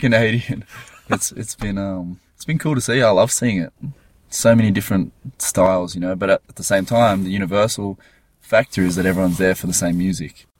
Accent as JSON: {"language": "English", "town": "Gold Coast", "region": "Queensland", "country": "Australia", "said": "We're from the Gold Coast"}